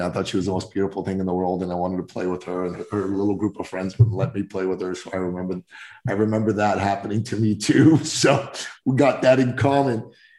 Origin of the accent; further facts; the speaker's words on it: Iran; moved away; growing up in Iran